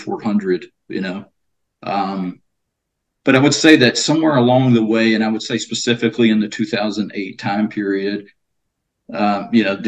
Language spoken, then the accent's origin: English; near Beaumont, Texas, United States; moved away; born and raised in Texas, Southeast Texas, specifically a small little town outside of Beaumont, Texas